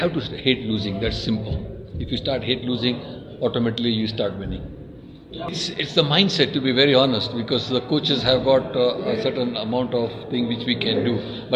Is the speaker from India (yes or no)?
yes; India; I come from India